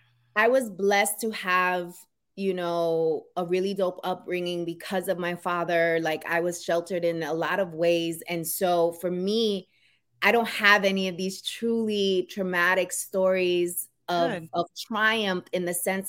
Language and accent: English; New York City, New York, United States; accent: New York; moved away as an adult; now in New Jersey, United States; I am born and raised in New York, Queens. So I am a Queens girl. You might hear that New York accent come